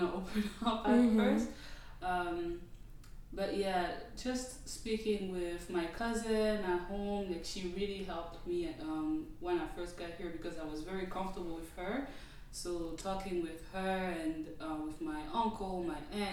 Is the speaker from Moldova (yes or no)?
no; DR Congo; moved away as an adult; now in Atlanta, United States; I'm Congolese. I'm from the Democratic Republic of Congo, born and raised. I moved to the U.S. in 2014 to pursue higher education